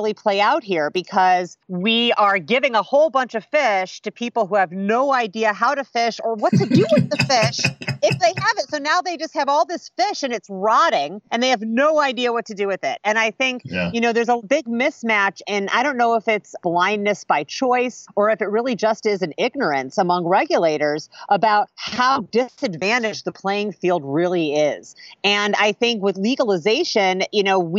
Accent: Indiana, United States; moved away as an adult; also born or lived in Chicago, Illinois / Oakland, California; I grew up in Indiana

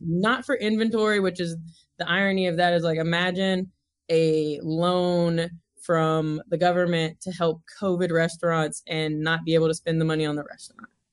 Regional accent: Mount Juliet, Tennessee, United States; accent: twang; moved away as an adult; also born or lived in Nashville, Tennessee / California; I grew up in Mount Juliet, which is about twenty-five miles outside of Nashville, Tennessee

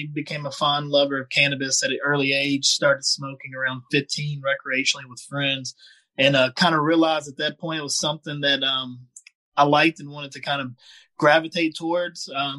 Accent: Virginia, United States; also born or lived in Tennessee; now in California, United States; I'm from Virginia originally and went to school in Tennessee where I met Marie.

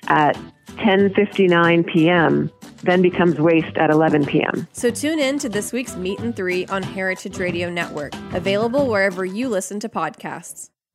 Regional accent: Salt Lake City, Utah, United States; moved away as an adult; also born or lived in Colorado; now in Norway; I'm from originally from Salt Lake City in Utah

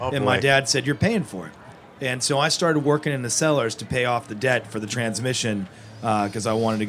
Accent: Napa Valley, California, United States; it was amazing growing up in Napa Valley

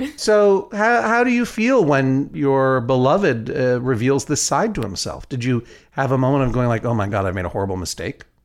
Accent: New England, United States; I am from New England

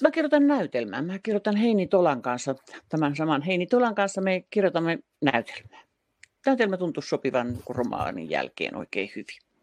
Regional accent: Tampere, Pirkanmaa, Finland; also born or lived in Helsinki; Muutin Helsingistä takaisin Tampereelle. Tämä on mun kotikaupunkini ja mä olin 12 vuotta välillä Helsingissä töissä

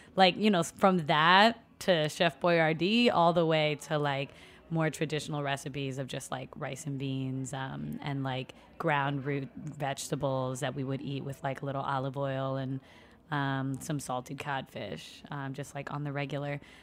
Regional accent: New York City, New York, United States; also born or lived in Puerto Rico; I was born in Brooklyn and, um, grew up predominantly, well, living in Long Island by, out by J F K Airport and then going to school in Brooklyn

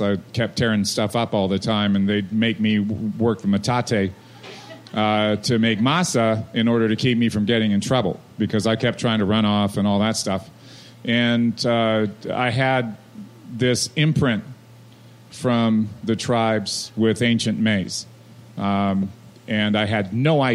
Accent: San Diego, California, United States; the Mission, where I grew up in San Diego, I grew up in La Jolla and Kearny Mesa, two places in that town

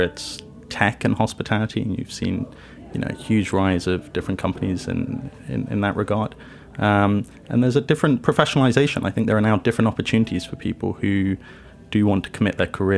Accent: London, United Kingdom; moved away as an adult; now in New York City, United States; I grew up in London, first generation English. My mother's Italian. My father's South African

